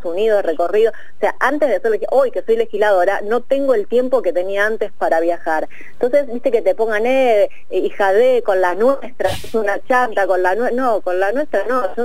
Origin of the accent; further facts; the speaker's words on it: Argentina; somos todos argentinos